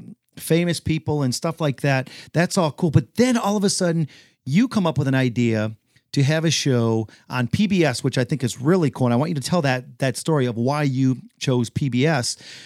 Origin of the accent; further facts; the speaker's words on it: Detroit, Michigan, United States; You know, and we're both from Detroit, you know what I mean?